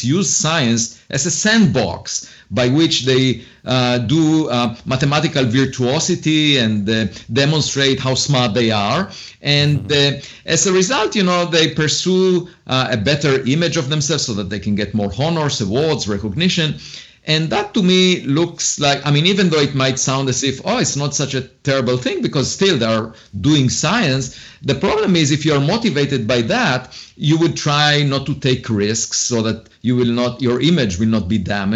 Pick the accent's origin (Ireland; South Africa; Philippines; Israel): Israel; moved away as an adult; also born or lived in Princeton / Harvard; now in United States; And I was born in Israel